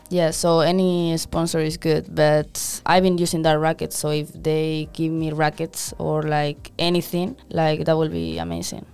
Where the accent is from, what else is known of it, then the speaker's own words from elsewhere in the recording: Madrid, Community of Madrid, Spain; moved away as an adult; also born or lived in New York / Memphis; now in San Diego, United States; I'm from Spain, Madrid